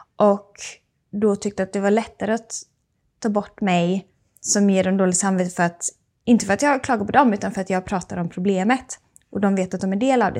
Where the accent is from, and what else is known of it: Sweden